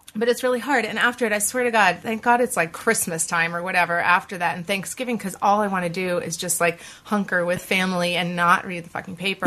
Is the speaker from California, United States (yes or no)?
no; Boston, Massachusetts, United States; now in New York, United States; I grew up in Boston